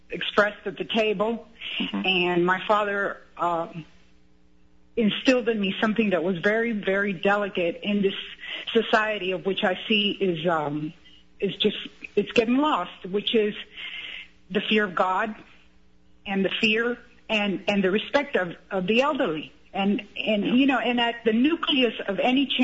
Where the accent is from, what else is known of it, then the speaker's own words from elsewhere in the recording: Cuba; now in United States; we came from Cuba in the '60s. My father was a pharmacist.